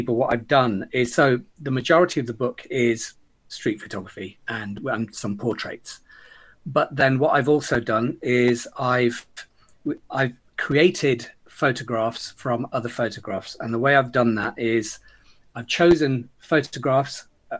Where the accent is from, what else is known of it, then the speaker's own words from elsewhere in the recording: Leicester, East Midlands, United Kingdom; I'm a child of Gujarati immigrant parents who settled in Leicester in the late 60s. I spent my youth wandering the streets, becoming intimate with every corner of the city